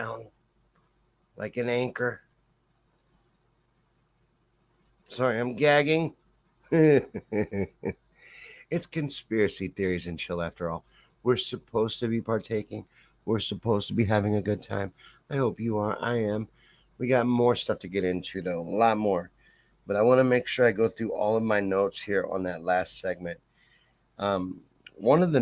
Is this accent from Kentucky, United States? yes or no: yes; Kentucky, United States; I'm from Kentucky. I grew up in Kentucky. Spent most of my developmental years in Kentucky